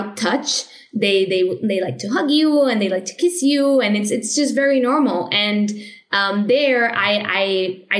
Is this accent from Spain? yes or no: yes; Spain; moved away as an adult; also born or lived in Madrid / Vienna